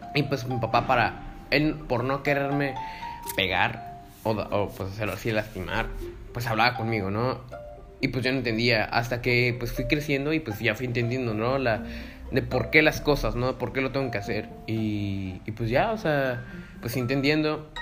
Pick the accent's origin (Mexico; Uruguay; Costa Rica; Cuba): Mexico; Tijuana, Baja California; also born or lived in Mexico City; cuando me regresé a Tijuana, pues eh, en cuarto de primaria, de cuarto a sexto de primaria